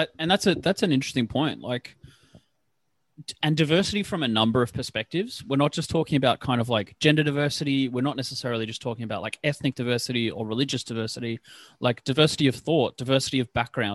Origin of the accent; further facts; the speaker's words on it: Canberra, Australian Capital Territory, Australia; moved away as an adult; also born or lived in Wollongong; when I moved up from Canberra